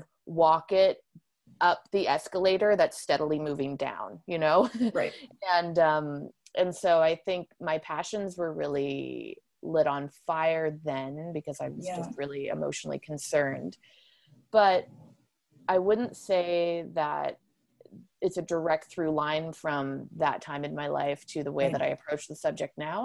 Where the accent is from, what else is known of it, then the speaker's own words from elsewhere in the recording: Ontario, Canada; growing up in Ontario and going to Northern Ontario wild spaces and places as a kid